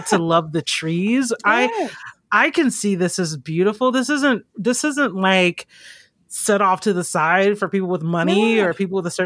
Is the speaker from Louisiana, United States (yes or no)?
no; Georgia, United States; also born or lived in Mississippi; growing up in Georgia, I mean, I have those very specific memories